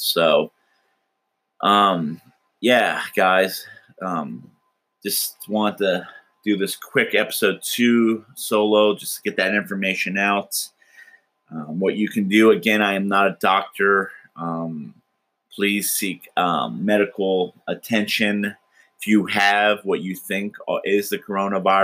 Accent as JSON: {"language": "English", "country": "United States", "said": "as an American"}